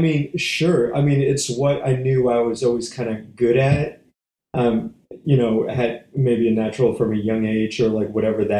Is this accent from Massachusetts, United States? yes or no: yes; Northborough, Massachusetts, United States; moved away as an adult; also born or lived in San Francisco Bay Area, California; now in Atlanta, United States; Born and raised about a half an hour west of Boston.